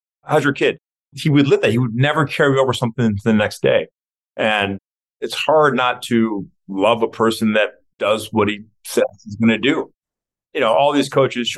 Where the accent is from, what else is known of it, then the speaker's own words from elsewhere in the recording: Detroit, Michigan, United States; growing up in Detroit